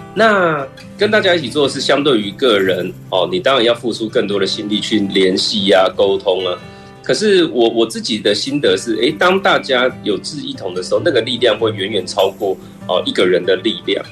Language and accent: Chinese; Chiayi, Chiayi County, Taiwan; also born or lived in Taipei; 我就是嘉义土生土长的小孩，嗯。那我一九八四年生